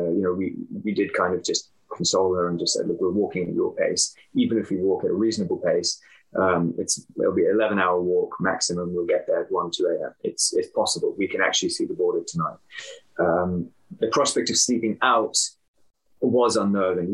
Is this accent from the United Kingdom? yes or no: yes; United Kingdom; I'm British Pakistani